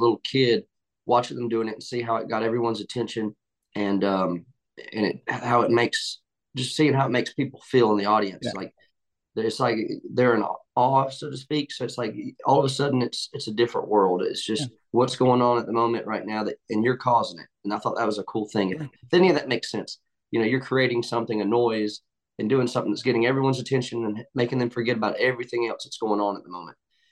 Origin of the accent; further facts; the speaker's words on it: Liberty County, near Savannah, Georgia, United States; moved away as an adult; now in Nashville, United States; I'm from Savannah, Georgia, right outside of Savannah, Georgia, actually, Liberty County. And I moved to Nashville about 5 years ago